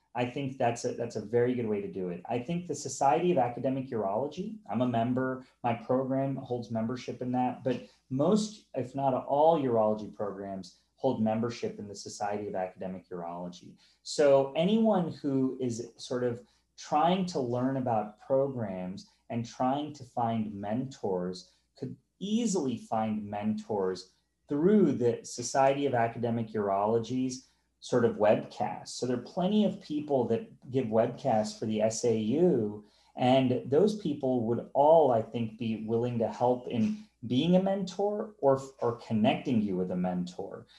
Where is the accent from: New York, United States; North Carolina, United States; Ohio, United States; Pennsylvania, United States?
North Carolina, United States; moved away; I'm from North Carolina. I went to the University of North Carolina, and I've moved on since.